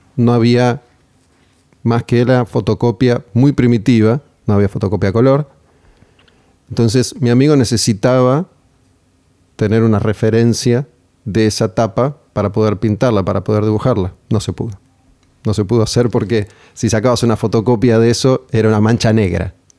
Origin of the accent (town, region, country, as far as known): Argentina